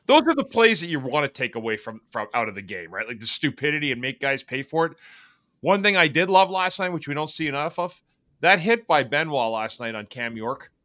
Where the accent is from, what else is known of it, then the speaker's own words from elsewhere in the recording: Ottawa, Ontario, Canada; I'm from Ottawa.